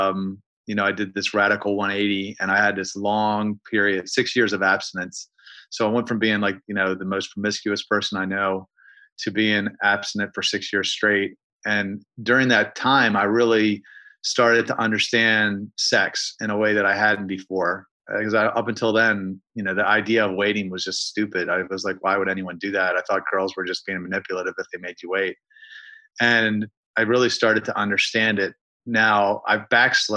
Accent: Baltimore, Maryland, United States; I'm from Baltimore, Maryland

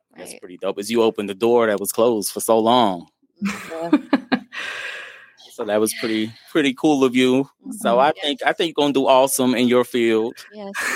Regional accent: Virginia, United States; I'm from Virginia

